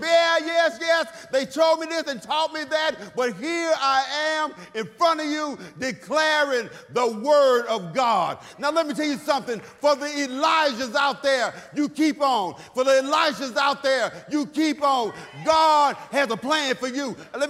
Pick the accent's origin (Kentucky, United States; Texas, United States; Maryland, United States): Texas, United States; See, I grew up in Third Ward, Texas, in the projects.